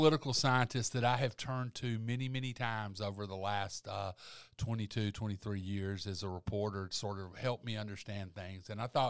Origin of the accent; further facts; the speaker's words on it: Barbour County, Alabama, United States; moved away; I grew up in Barber County